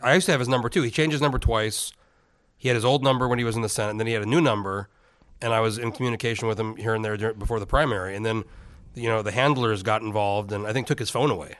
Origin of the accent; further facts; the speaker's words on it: Alaska, United States; I'm from Alaska